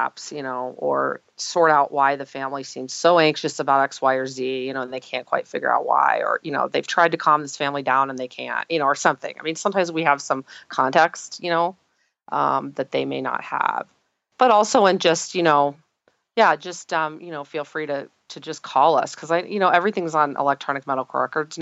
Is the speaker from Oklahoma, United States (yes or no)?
yes; Tulsa, Oklahoma, United States; moved away; I actually am originally from Oklahoma, which has a very large osteopathic presence. And I'm from Tulsa